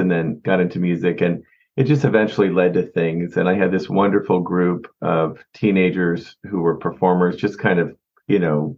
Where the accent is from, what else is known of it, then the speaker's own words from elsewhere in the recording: Kansas City, United States; I'm from Kansas City. I grew up in Kansas City, where we are back now